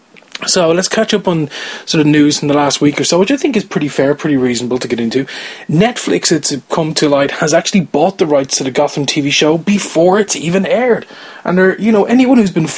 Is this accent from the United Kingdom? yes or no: no; Ireland; I'm Irish, I'm not from the UK